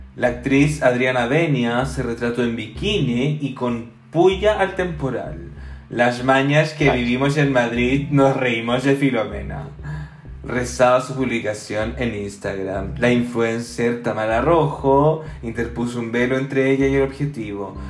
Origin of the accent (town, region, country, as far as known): Chile; now in Belgium